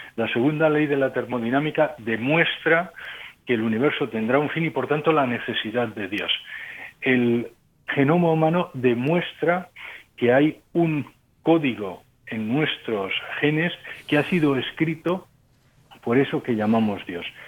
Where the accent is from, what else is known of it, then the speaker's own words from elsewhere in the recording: Spain; moved away as an adult; also born or lived in Ukraine / Germany / France; yo soy español, pero llevo 30 mm, años fuera de España.